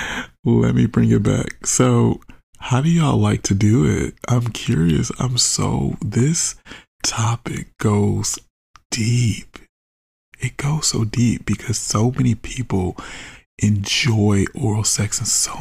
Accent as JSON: {"language": "English", "country": "United States", "said": "I'm an American"}